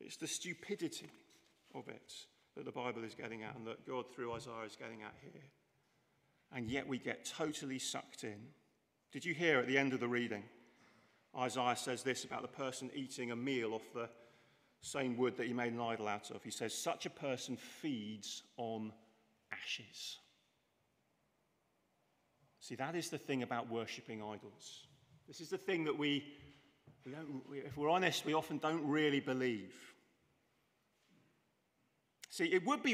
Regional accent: England, United Kingdom; I'm English

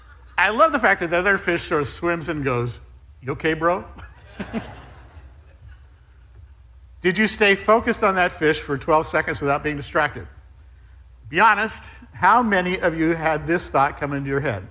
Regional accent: Southern California, United States; moved away; I was raised in Southern California, the land of speed

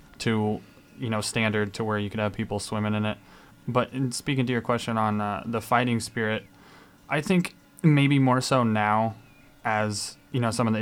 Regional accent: Humeston, Iowa, United States; I'm from Humeston, Iowa

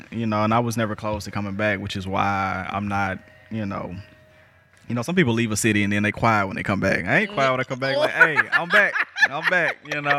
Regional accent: Jackson, Mississippi, United States; moved away as an adult; also born or lived in Detroit; I grew up in West Jackson. Like I said, I'm from the sub, too.

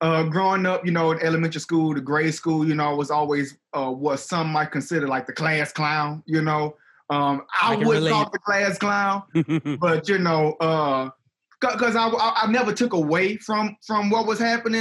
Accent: Baton Rouge, Louisiana, United States; moved away as an adult; now in Lafayette, United States; I'm actually from Baton Rouge.

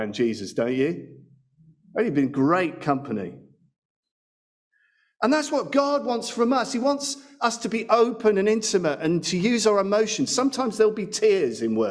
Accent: England, United Kingdom; give thanks as English people

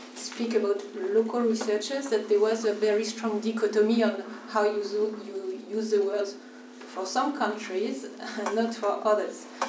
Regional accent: Brittany, France; I'm from Brittany

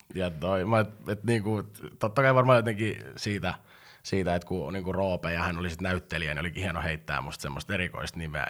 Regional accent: Pori, Satakunta, Finland; synnyin ei Porissa, hyvämaineisessa Porissa

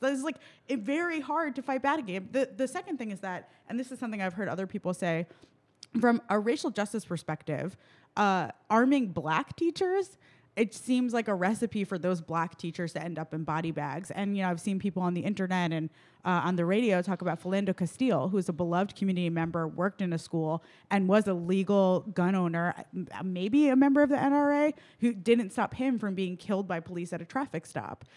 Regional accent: New York City, New York, United States; now in Milwaukee, United States; I'm originally from New York City

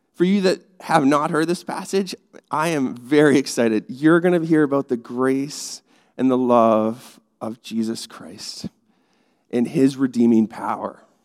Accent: Canada; I'm Canadian

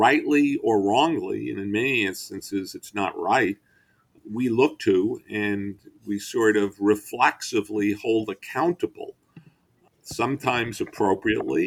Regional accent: Long Island, New York, United States; I grew up on Long Island

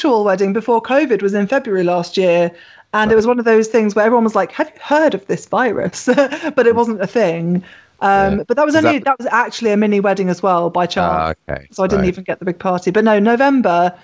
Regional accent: Surrey, South East England, United Kingdom; also born or lived in Broadstairs; now in Brighton, United Kingdom; I grew up in Surrey.

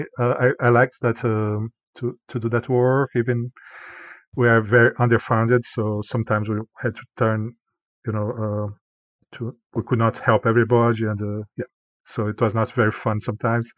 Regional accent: Goiânia, Goiás, Brazil; English is a second language; moved away as an adult; also born or lived in Canada; now in United States; I also was a volunteer in the bus terminal in Goiânia, my hometown, Brazil

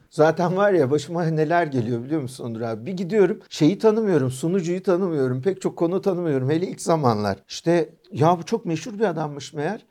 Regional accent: Istanbul, Turkey; İstanbul'dan doğduk büyüdük işte bizim şehrimiz yani. Sur içinde doğduk, sur içinde büyüyoruz

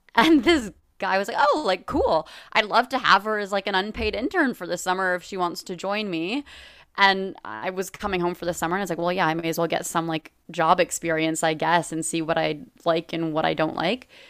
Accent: Los Angeles, California, United States; moved away as an adult; I'm from Los Angeles. I came back home

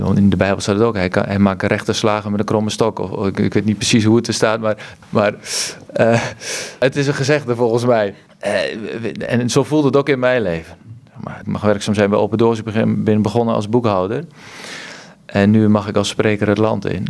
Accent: Kampen, Overijssel, Netherlands; bij Kampen, waar ik vandaan kom

